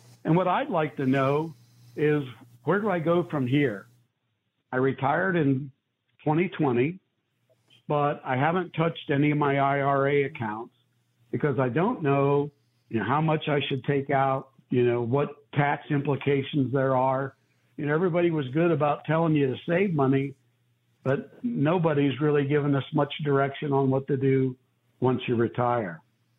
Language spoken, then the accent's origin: English; Akron, Ohio, United States; I'm from Akron, Ohio.